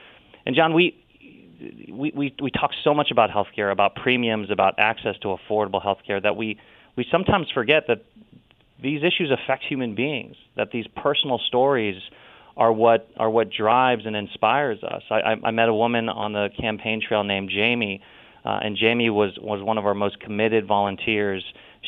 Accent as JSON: {"language": "English", "region": "Ohio", "country": "United States", "said": "As a result, I vaguely look Hawaiian, but I'm from all from Ohio."}